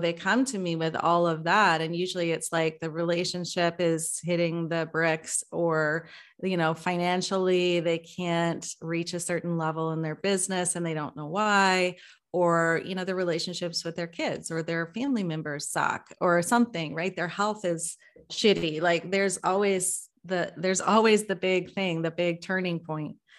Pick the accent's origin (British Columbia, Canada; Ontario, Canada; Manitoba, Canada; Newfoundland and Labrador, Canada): British Columbia, Canada; now in Vancouver, Canada; I'm calling from Vancouver. Uh, been living here for just a year now, and having been born and raised and lived most of my life in the suburbs